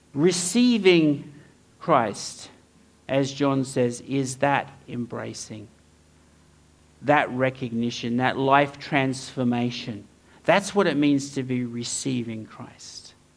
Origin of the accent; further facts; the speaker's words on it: Townsville, Queensland, Australia; moved away; I grew up in Townsville